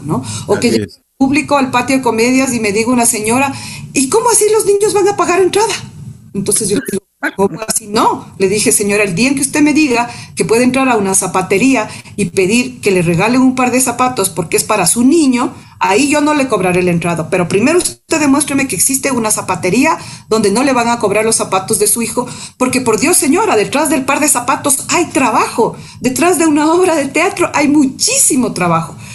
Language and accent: Spanish; Machachi, Pichincha, Ecuador; also born or lived in Quito; nací en Quito, en, la Mama Cuchara, ahí quedaba la clínica Pasteur, soy ocho prematura. Em, y bueno, luego ya me fui a vivir en, el campo, vivimos en Machachi, eh, y mis primeros años de infancia fueron ahí